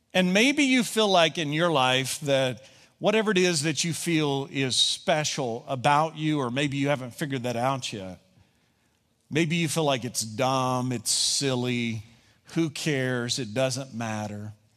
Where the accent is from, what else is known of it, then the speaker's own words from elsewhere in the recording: Kentucky, United States; I'm from Kentucky